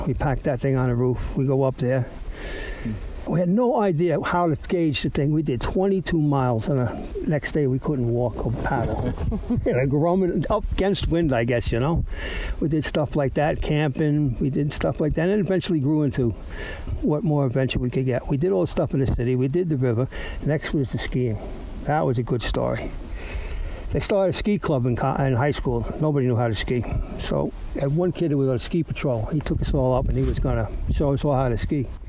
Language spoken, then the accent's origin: English; New York City, New York, United States; the way I went after adventure in New York City was, let's say I was about four years old, tenement, fire escapes